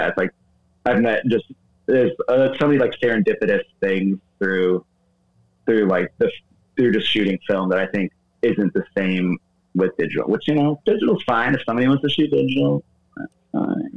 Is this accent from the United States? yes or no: yes; St. Louis, Missouri, United States; now in New York, United States; I'm from St. Louis, Missouri originally